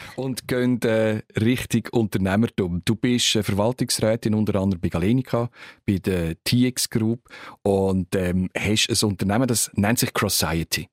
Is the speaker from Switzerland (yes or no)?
yes; Switzerland; von uns